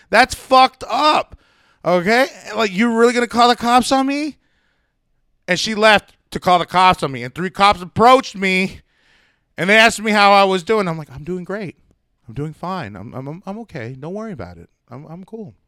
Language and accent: English; United States; I'm an American